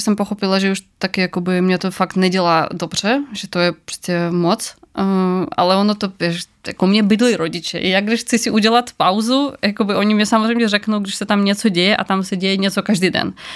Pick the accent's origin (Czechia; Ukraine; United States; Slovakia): Ukraine; now in Czech Republic; jsem z Ukrajiny